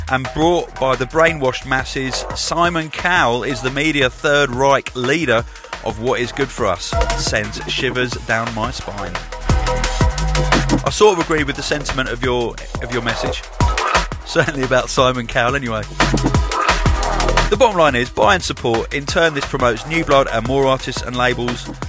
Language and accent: English; Cardiff, Wales, United Kingdom; Also, I can't wait for My first hospitality in my hometown of Cardiff. Yeah, big hospitality coming up in Cardiff.